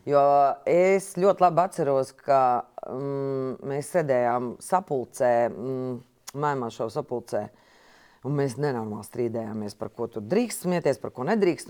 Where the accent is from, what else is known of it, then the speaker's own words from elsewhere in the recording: Jaunpils, Latvia; moved away; es nāku no laukiem, no Jaunpils.